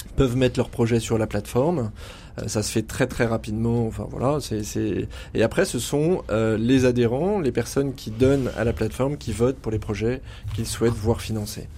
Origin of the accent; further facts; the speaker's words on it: Auvergne-Rhône-Alpes, France; On est auvergnat d'origine